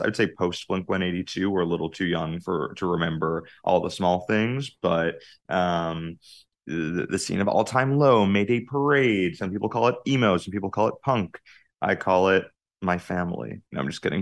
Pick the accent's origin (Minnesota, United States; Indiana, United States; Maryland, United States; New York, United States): New York, United States; Jericho; I grew up on Long Island, uh, in a, a small town called Jericho, uh, about forty minutes out of the city